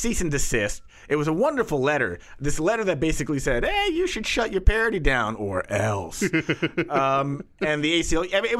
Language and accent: English; Washington, D.C., United States; also born or lived in Texas; I was raised in the Beltway by devout Texans